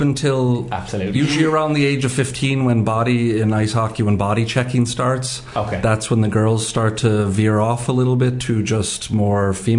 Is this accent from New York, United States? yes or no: yes; New York, United States; moved away as an adult; now in Ireland; I was born in New York